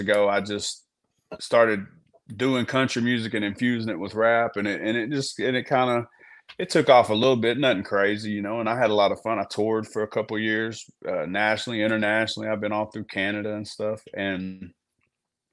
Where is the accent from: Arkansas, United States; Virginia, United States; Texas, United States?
Arkansas, United States; Gurdon; I'm from Arkansas. Man, I grew up where I'm from. It's the bottom part of Arkansas, similar to Louisiana